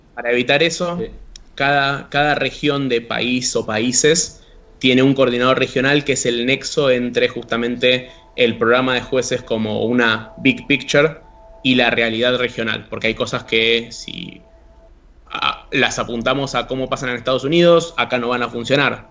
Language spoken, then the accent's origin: Spanish; Argentina; nosotros como comunidad argentina